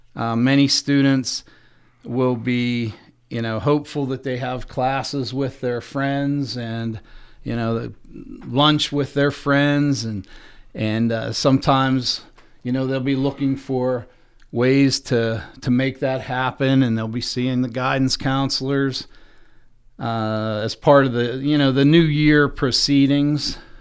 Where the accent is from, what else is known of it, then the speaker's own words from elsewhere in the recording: DuBois, Pennsylvania, United States; came back and was fortunate enough to be hired in my hometown